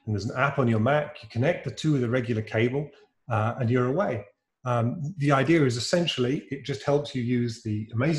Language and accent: English; United Kingdom; accent: British; Reincubate's a British software company. That's my peculiar accent.